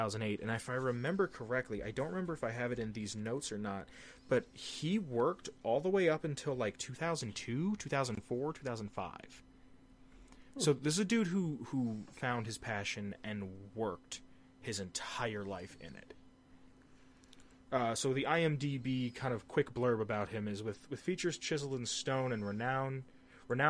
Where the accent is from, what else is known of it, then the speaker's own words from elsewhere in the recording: United States; as an American